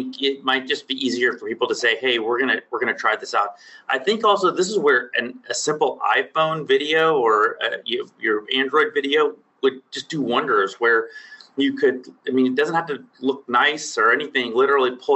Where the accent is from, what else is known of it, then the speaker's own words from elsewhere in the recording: Texas, United States; Texas, born and raised. Still here